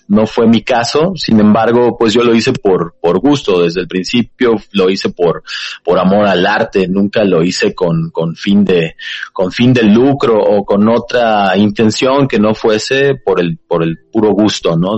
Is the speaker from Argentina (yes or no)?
no; Taxco, Guerrero, Mexico; yo soy originario de, de Tasco Guerrero